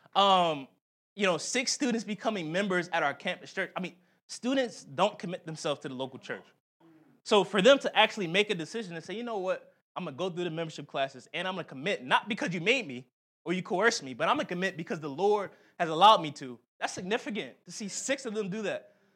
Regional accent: Philadelphia, Pennsylvania, United States; moved away; we had a Philly trip. I, I showed him my, my hometown

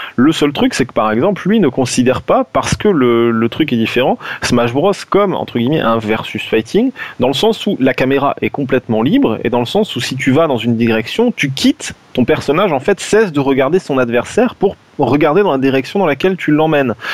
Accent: France; on est des Français

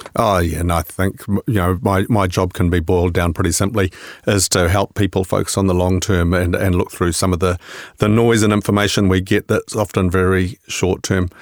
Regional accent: New Zealand

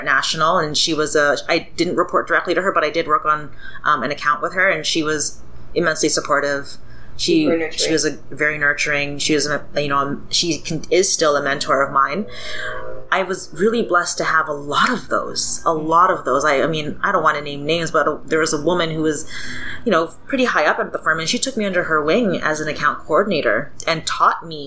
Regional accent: Toronto, Ontario, Canada; I grew up in Scarborough

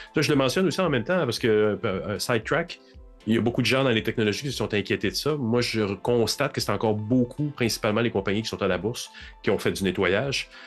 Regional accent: Montreal, Quebec, Canada; je suis un Montréalais

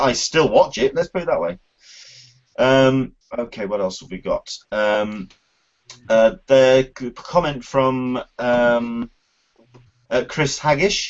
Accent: United Kingdom; Being a Brit

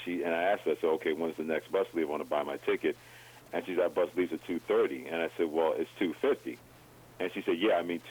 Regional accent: New York, United States; moved away as an adult; also born or lived in Mansfield, Pennsylvania; when you're a kid growing up in New York, you always believe that buses are always going to be around.

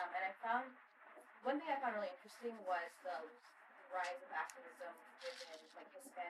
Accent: Pakistan; moved away; I am an MP from Pakistan.

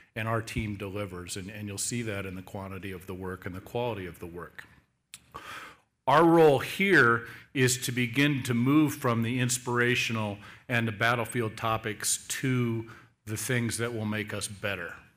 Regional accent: Seattle, Washington, United States; I'm born and raised in the Seattle area

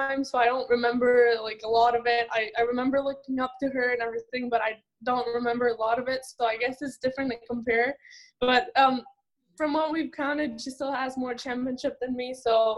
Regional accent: Laval, Quebec, Canada; I was born there, raised there in Laval, Quebec

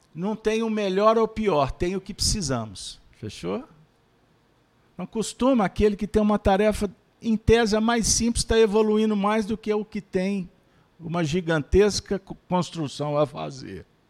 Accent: Pedro Leopoldo, Minas Gerais, Brazil; nasci em Pedro Leopoldo, terra do Chico

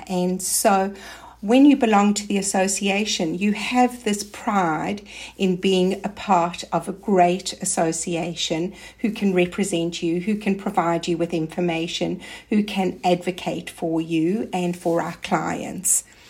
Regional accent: South Africa; now in Australia; I came from South Africa. So I actually came to Australia and I didn't know anybody else.

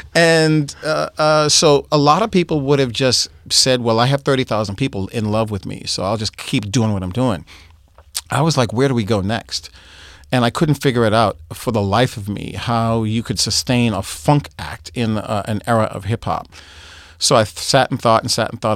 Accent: Boston, Massachusetts, United States; moved away; also born or lived in New York; I'm from Boston

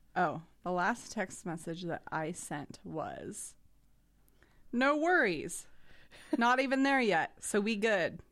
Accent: Idaho, United States; I'm from Idaho

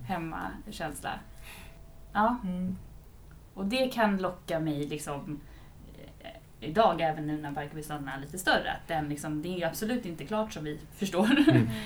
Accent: Vaxholm, Stockholm County, Sweden; moved away as an adult; now in Jakobsberg, Sweden; jag är uppväxt eh, ute på Vaxholm

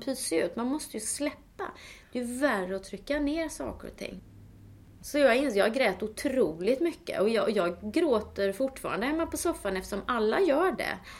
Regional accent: Småland, Sweden; moved away; jag kommer ju från Småland

